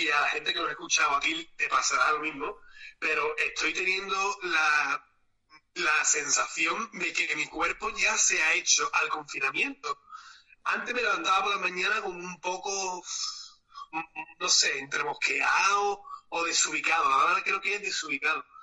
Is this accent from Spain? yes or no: yes; Málaga, Andalusia, Spain; No, yo soy malagueña, guapa.